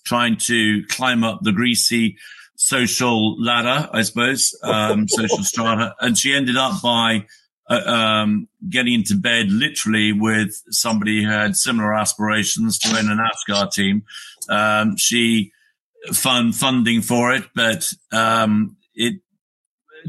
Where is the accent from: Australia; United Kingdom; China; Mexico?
United Kingdom; I'm a Brit, I live in the UK